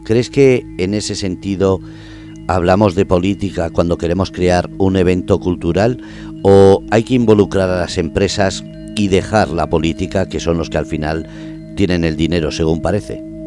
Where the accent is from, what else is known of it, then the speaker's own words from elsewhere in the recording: Basque Country, Spain; soy vasco